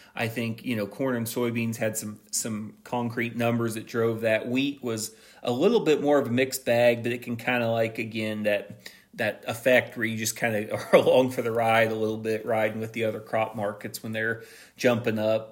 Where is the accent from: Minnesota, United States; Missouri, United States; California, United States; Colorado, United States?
Missouri, United States; my home state, Missouri